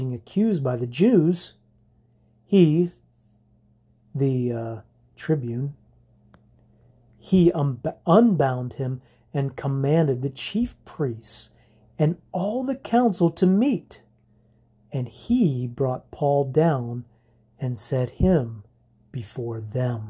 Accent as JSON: {"language": "English", "country": "United States", "said": "we treasure our American citizenship and even brag about being Americans"}